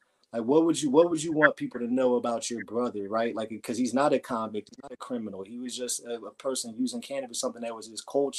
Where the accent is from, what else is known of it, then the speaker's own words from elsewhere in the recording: New Jersey, United States; I grew up in New Jersey myself